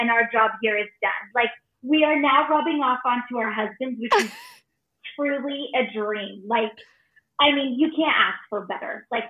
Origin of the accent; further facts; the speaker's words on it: Phoenix, Arizona, United States; We are from Phoenix, Arizona, and we actually live in Mesa, which is a suburb right out of outside of Phoenix. And we are born and raised here.